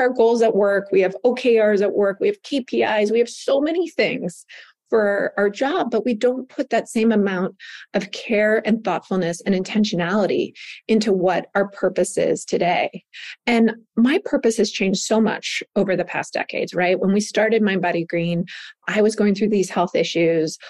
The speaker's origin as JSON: {"language": "English", "region": "Southern California", "country": "United States", "tie": "born or raised there", "said": "I grew up in Southern California, where the word in the 80s of wellness literally didn't exist."}